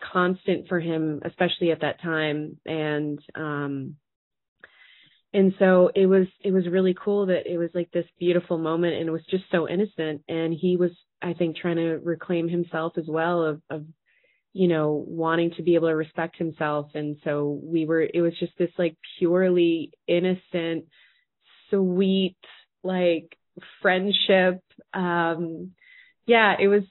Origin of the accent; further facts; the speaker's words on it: Boston, Massachusetts, United States; I'm from Boston